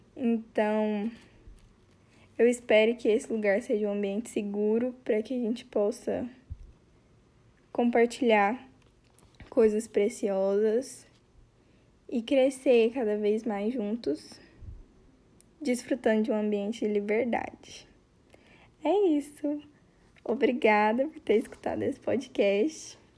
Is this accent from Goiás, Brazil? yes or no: yes; Goiás, Brazil; Eu sou goiana